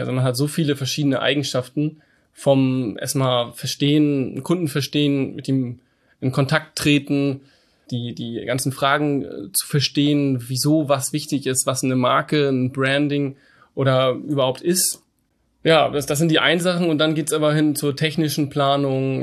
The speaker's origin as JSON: {"language": "German", "region": "Hamburg", "country": "Germany", "tie": "born or raised there", "also_born_or_lived": "Canada", "said": "Ich komme aus Hamburg, bin 30 Jahre alt, bin auch hier geboren, werde auch immer hier leben."}